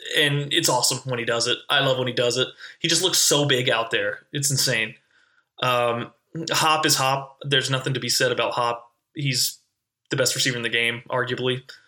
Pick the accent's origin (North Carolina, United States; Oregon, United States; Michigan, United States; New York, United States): North Carolina, United States; I'm originally from North Carolina